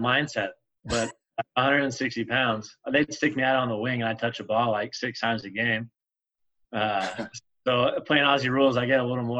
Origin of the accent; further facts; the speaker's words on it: United States; now in Dallas, United States; Being American